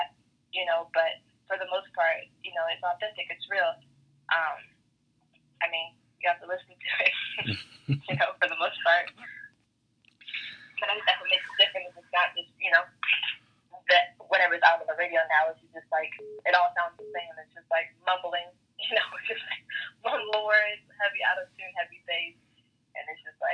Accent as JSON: {"language": "English", "town": "Portland", "region": "Oregon", "country": "United States", "moved": "as an adult", "lives_now": "Los Angeles, United States", "said": "I'm from Portland, Oregon."}